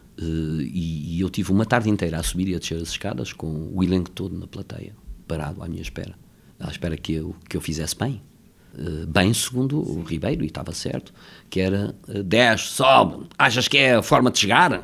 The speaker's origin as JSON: {"language": "Portuguese", "region": "Lisbon", "country": "Portugal", "tie": "born or raised there", "said": "vivia em Campolide, nasci em Campolide"}